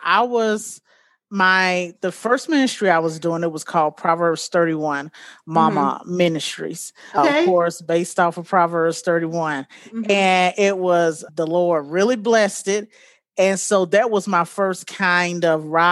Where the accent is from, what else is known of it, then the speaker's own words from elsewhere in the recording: Montgomery, Alabama, United States; moved away as an adult; now in Colorado, United States; I am originally from Montgomery, Alabama, but I keep saying that I've been in Colorado for about 16 years now.